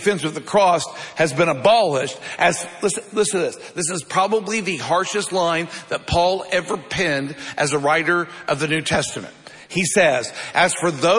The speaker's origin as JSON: {"language": "English", "country": "United States", "said": "we live in America"}